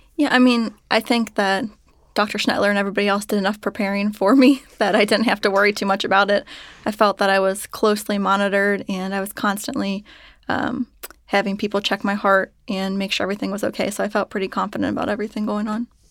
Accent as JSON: {"language": "English", "town": "Cincinnati", "region": "Ohio", "country": "United States", "tie": "born or raised there", "said": "I was born and raised in Cincinnati"}